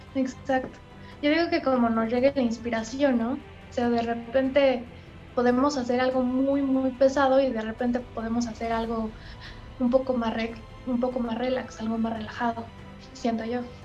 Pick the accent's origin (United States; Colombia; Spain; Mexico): Mexico; somos un talento mexicano